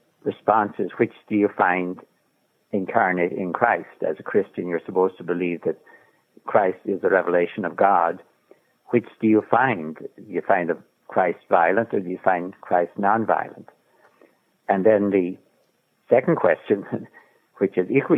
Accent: Ireland; I'm Irish

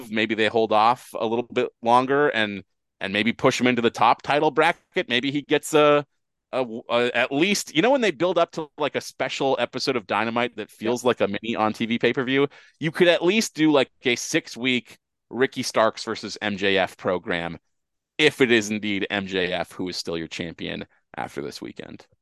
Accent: Canada; as a Canadian who uh, has cable

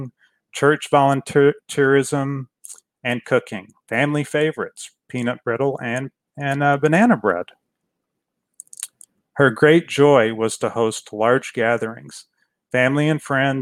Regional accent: Fort Worth, Texas, United States; I was born and raised in Fort Worth, Texas

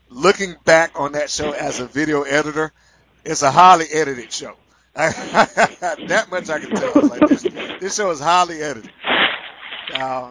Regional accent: Atlanta, Georgia, United States; I'm from Atlanta

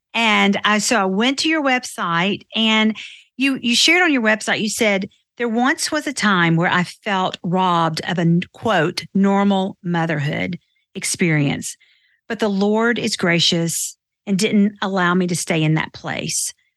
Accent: Nashville, Tennessee, United States; I grew up in Nashville too

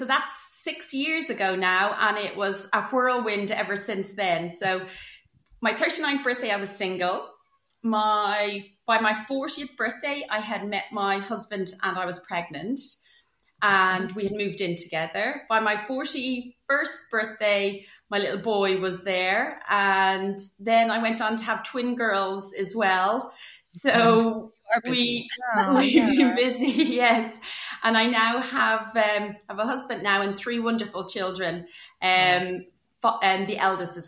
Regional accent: a seaside town just south of Dublin, Leinster, Ireland; moved away as an adult; also born or lived in India; now in near London, United Kingdom; I actually grew up in Ireland. I'm Irish. You might be able to tell from my accent. So I grew up in a seaside town in just south of Dublin

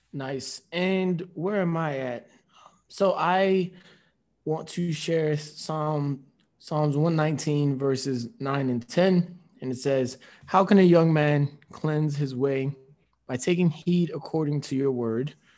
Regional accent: Nigeria; with us being Nigerian, it's the Nigerian way, too

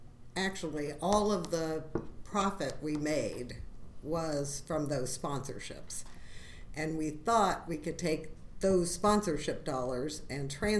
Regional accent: Somerset, Kentucky, United States; moved away as an adult; also born or lived in Lexington, Kentucky; now in Louisville, United States; I'm from Somerset, Kentucky, originally.

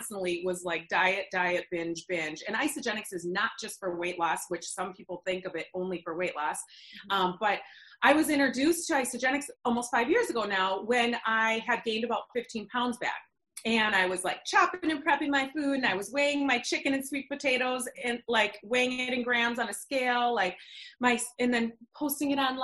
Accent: Eden Prairie, Minnesota, United States; I grew up in Minnesota, Eden Prairie, suburb of Minneapolis

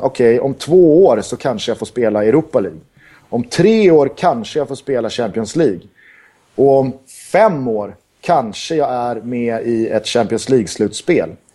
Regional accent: Sweden; jag är svensk

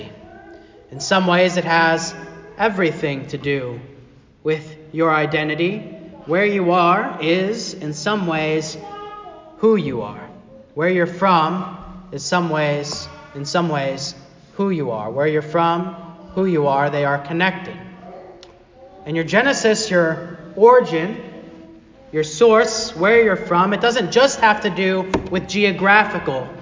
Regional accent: Arkansas, United States; moved away as an adult; also born or lived in Chicago, Illinois / Fort Wayne, Indiana / Pennsylvania; I grew up in Arkansas

